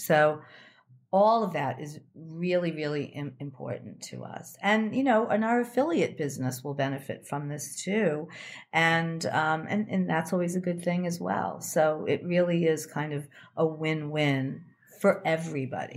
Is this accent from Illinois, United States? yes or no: yes; Chicago, Illinois, United States; I lived in Chicago. I grew up in Chicago.